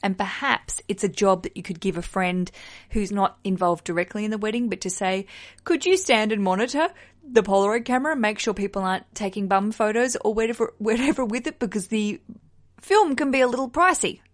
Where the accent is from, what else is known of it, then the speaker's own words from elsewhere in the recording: Australia; now in London, United Kingdom; I'm an Australian who lives in London under the Heathrow Airport flight path